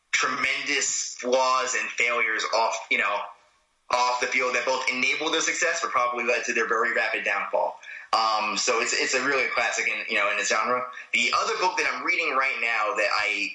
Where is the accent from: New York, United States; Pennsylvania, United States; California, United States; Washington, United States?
New York, United States; New York City; I grew up in Queens